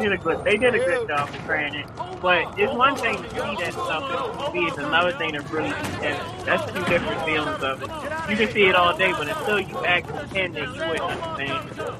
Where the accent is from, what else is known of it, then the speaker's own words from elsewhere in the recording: Baltimore, Maryland, United States; now in North Carolina, United States; Cause I mean, like, in Baltimore, there's a lot of helicopters, police, motherfucking drug dealers, shooting, raids, all that stuff. So when I moved to North Carolina and I didn't see that stuff as much no more, I felt weird.